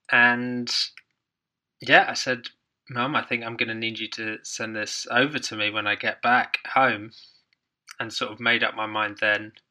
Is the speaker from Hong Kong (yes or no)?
yes; Hong Kong; also born or lived in Ireland; grew, growing up in Hong Kong uh, which is obviously a small island there was we spent lots of time on boat trips